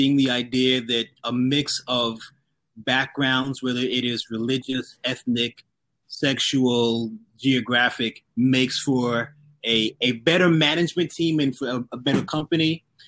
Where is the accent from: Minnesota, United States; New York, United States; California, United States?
New York, United States; New York City; The neighborhood that I grew up in Southeast Queens, was poor